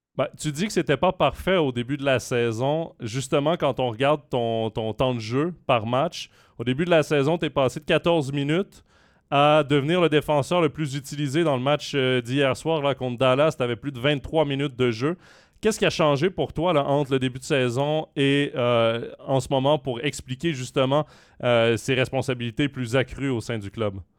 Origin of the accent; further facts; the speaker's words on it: Quebec, Canada; je suis québécois